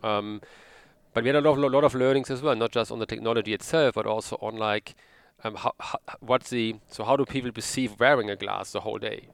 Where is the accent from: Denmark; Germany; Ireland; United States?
Germany; Sauerland, North Rhine-Westphalia; now in Cologne, Germany; originally I'm from the Sauerland